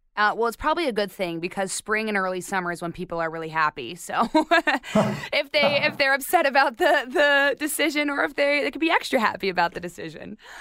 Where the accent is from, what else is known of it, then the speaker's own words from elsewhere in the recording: Arizona, United States; I'm from Arizona